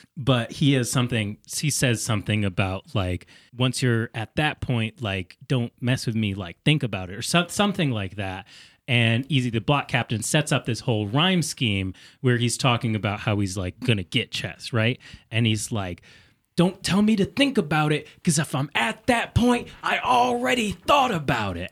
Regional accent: Connecticut, United States; accent: Connecticutan; my Connecticutan accent

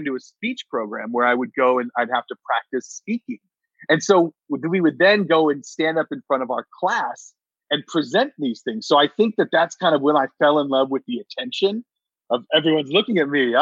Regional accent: Stockton, California, United States; also born or lived in Santa Cruz, California; I grew up in Stockton.

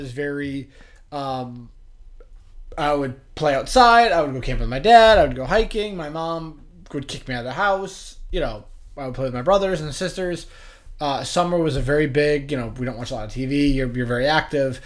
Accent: Western Massachusetts, United States; I grew up in Western Mass, so not very much the hubbub of the city.

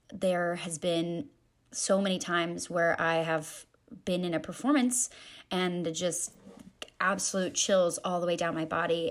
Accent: Raleigh, North Carolina, United States; moved away as an adult; now in Columbia, United States; I am originally from Raleigh, North Carolina. I moved to Columbia to attend the University

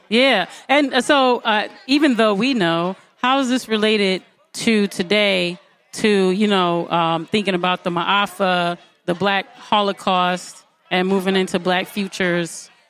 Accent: Detroit, Michigan, United States; I grew up over there. I'm from New Center.

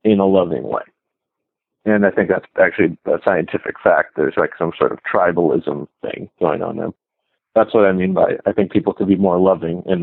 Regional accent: United States; I was born here in America

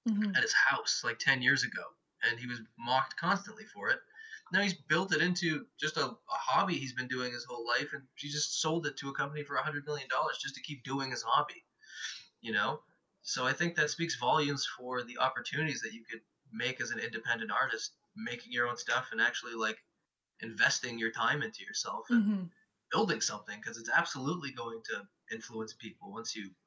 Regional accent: Edmonton, Alberta, Canada; moved away; when I was in Edmonton, where Natalie and I are both from the same place

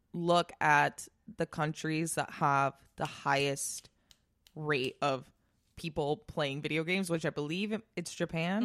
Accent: Spain; now in United States; when I was growing up in Spain

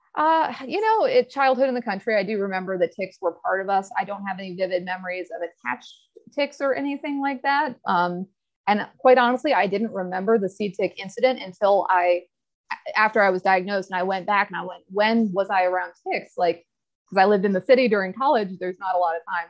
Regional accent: Newport, Virginia, United States; I am from Newport, Virginia. a small town outside Blacksburg. Uh, raised in Southwest Virginia country, grew up on conventional cattle farms

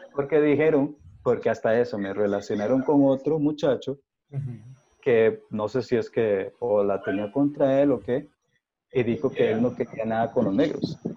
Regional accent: Costa Rica; como ser tico, realmente eh, afrocaribeño

